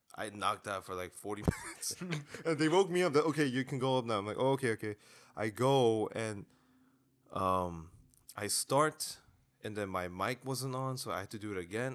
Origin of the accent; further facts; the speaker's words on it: South Korea; I was born in Korea